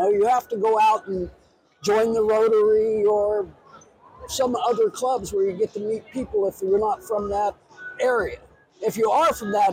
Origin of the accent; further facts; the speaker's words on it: Ohio, United States; now in Cape Cod, Massachusetts, United States; I'm from Ohio and not from Cape Cod